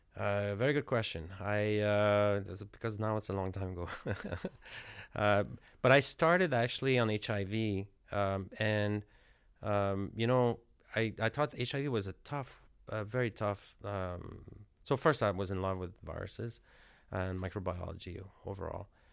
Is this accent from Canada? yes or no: yes; Canada; moved away as an adult; I'm from Canada, so I'm from a cold, cold climate.